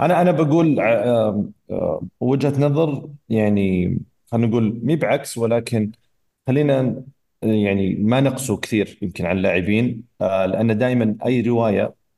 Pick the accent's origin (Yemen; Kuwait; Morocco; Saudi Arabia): Saudi Arabia; احنا كمنتخب سعودي